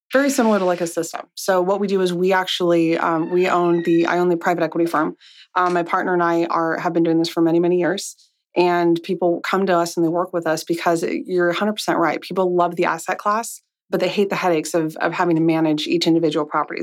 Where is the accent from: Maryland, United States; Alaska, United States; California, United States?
California, United States; Monrovia; I grew up in a very small town called Monrovia